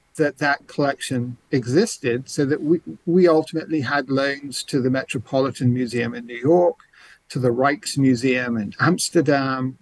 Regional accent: Canterbury, South East England, United Kingdom; accent: English; moved away; you may hear an English accent. I grew up mostly in England, uh, in the cathedral city of Canterbury.

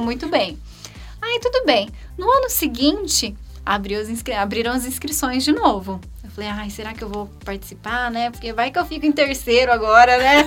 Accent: Campinas, São Paulo, Brazil; also born or lived in Hortolândia; Miss Campinas, que é a cidade onde eu nasci

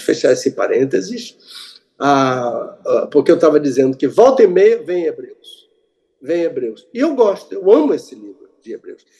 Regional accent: Brazil; also born or lived in Jerusalem; Eu sou brasileiro

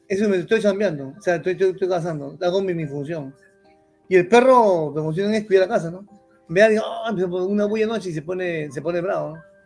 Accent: Lima, Peru; yo crecí en un barrio, en Chorrillos, ¿cómo se dice? Chorrillos, Chorrillos Antiguo

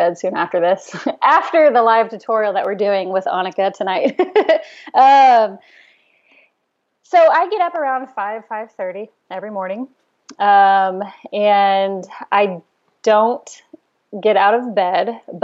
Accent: Fort Worth, Texas, United States; now in Austin, United States; I'm originally from Fort Worth, which is about 3 hours north of Austin

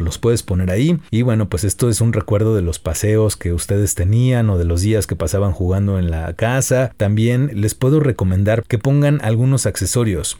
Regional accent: Mexico

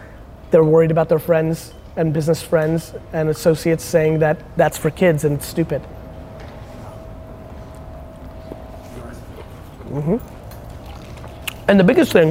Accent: United States; being American

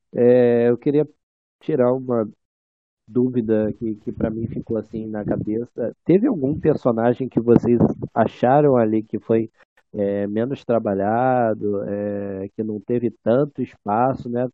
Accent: São Gonçalo, Rio de Janeiro, Brazil; eu sou de São Gonçalo.

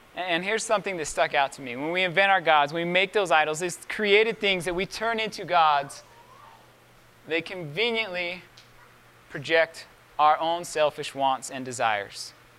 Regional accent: Miller Creek, Utah, United States; also born or lived in Price, Utah; when we moved from Miller Creek to Price, I was 11 years old

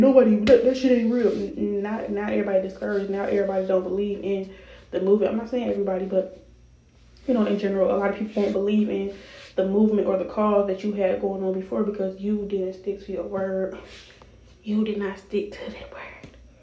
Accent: Chicago, Illinois, United States; also born or lived in Rockford, Illinois; I was born in Chicago. If you all didn't know, I was raised in Chicago until I was about 12. Then I moved to Rockford

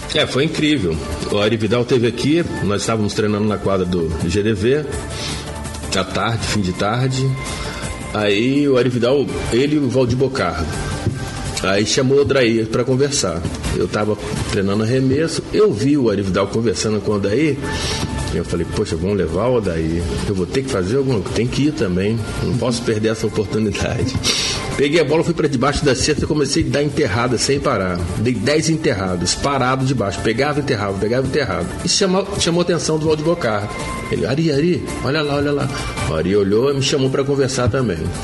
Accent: Volta Redonda, Rio de Janeiro, Brazil; also born or lived in Goiás / Angra dos Reis; quando eu era moleque em Volta Redonda, eu tinha 8, 9 anos

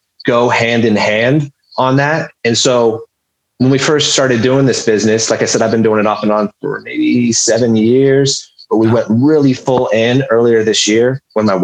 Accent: Humboldt County, California, United States; I'm originally from Humboldt County in California, lived there pretty much for my whole life.

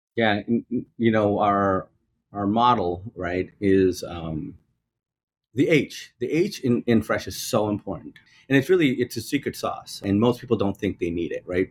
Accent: New York, United States; as a New Yorker, right, I still take the trains

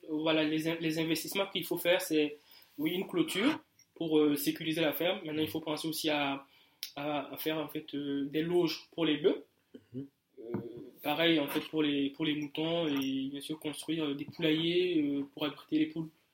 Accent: Burkina Faso; moved away as an adult; j'ai quitté le Burkina il y a un peu quelques mois

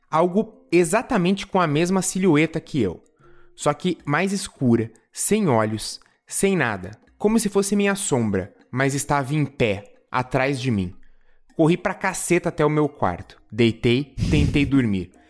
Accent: São Paulo, Brazil; tenho 17 anos, sou do interior de São Paulo e aqui é bem chato.

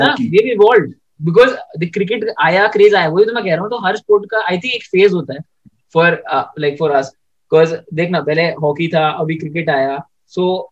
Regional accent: Delhi, India; मैं दिल्ली से हूँ

